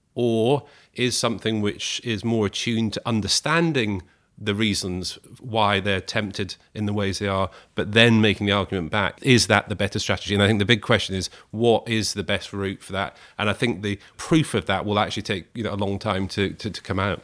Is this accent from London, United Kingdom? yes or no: no; Scotland, United Kingdom; I grew up in Scotland.